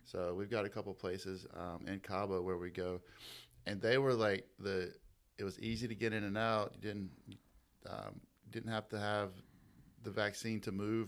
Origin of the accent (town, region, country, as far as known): Toccoa, Georgia, United States; born or raised there; also born or lived in Seneca, South Carolina